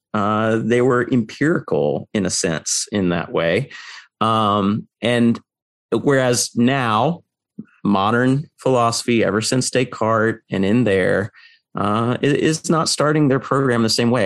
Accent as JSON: {"language": "English", "country": "United States", "tie": "born or raised there", "said": "I grew up in the American public school system"}